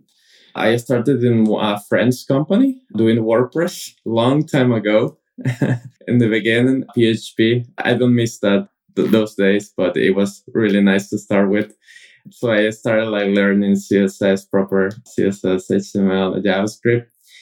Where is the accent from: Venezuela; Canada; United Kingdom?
Venezuela; Caracas, Capital District; first language Spanish; English is a second language; moved away as an adult; now in Barcelona, Spain; I'm from Caracas, Venezuela